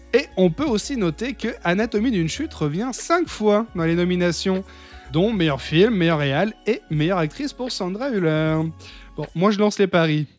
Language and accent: French; France; en tant que français